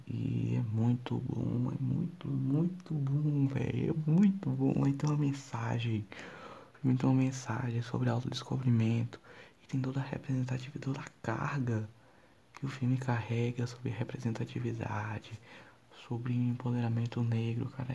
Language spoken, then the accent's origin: Portuguese; Ceará, Brazil; accent: cearense; Eu sou do Ceará e tipo assim, 50% das coisas que eu falo é cearense